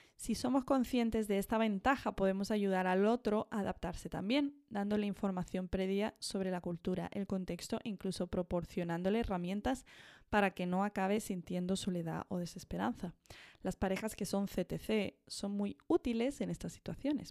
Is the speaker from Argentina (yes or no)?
no; Andalusia, Spain; accent: Andalusian; now in Madrid, Spain; cuando yo vuelvo a Andalucía, hablo andaluz y tengo maneras muy andaluzas